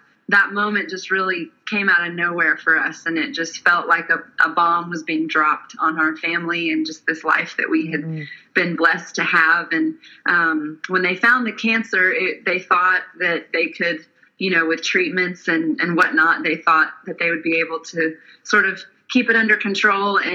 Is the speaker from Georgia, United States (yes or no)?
yes; Atlanta, Georgia, United States; also born or lived in Nashville, Tennessee; I'm originally from the Atlanta, Georgia area, and then I moved to Nashville to go to college